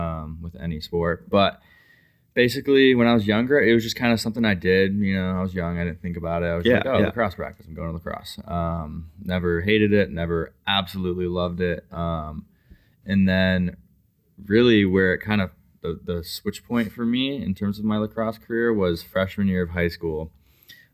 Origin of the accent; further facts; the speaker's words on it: Colorado, United States; also born or lived in Arizona; when I was like 10, I moved to Colorado